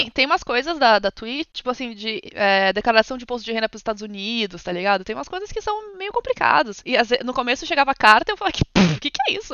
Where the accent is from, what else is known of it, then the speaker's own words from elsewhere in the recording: São Paulo, Brazil; moved away as an adult; now in London, United Kingdom; eu nasci no Brasil, São Paulo, no momento moro em Londres